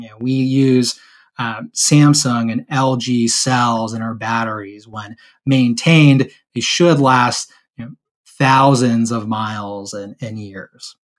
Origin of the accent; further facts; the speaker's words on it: San Diego, California, United States; I grew up actually in San Diego, California